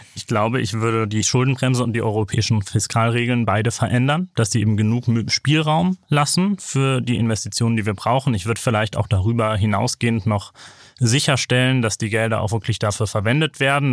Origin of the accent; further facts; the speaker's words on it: Bremen, Germany; ich bin aus Bremen